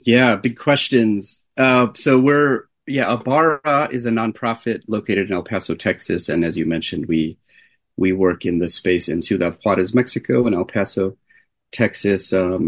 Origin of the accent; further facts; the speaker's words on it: Jordan; But I grew up in the Middle East. My parents are from the U.S. and we're from upstate New York. My dad's from Buffalo, my mom near there. And had moved to the country of Jordan before I was born